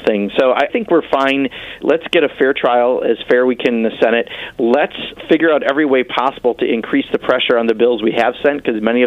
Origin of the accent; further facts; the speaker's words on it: Kenosha, Wisconsin, United States; my hometown down in Kenosha, Wisconsin